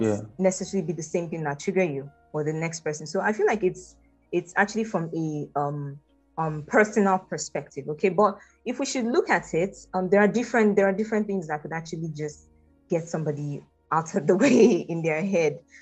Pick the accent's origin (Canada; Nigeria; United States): Nigeria; I'm fully Nigerian. Um, I'm from a State actually, and my mom is from Enugu State. So yes, proudly and fully Nigerian.